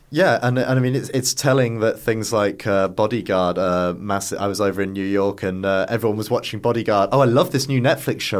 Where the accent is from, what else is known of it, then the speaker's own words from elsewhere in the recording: Yorkshire and the Humber, United Kingdom; moved away; I was originally from North Yorkshire